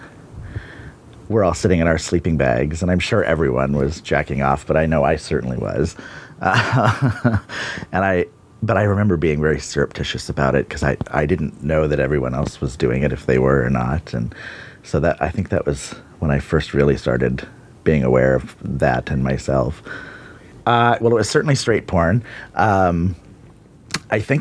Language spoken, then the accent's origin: English; Bonney Lake, Washington, United States; I grew up in Bonnie Lake, Washington, and I'm 47